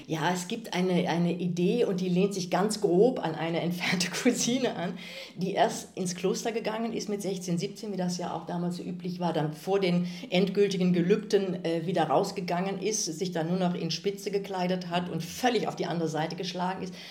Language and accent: German; Kevelaer, North Rhine-Westphalia, Germany; moved away as an adult; also born or lived in Aachen / Freiburg / Bochum / Munich; dieser Wallfahrtsort ist ja tatsächlich auch mein Heimatort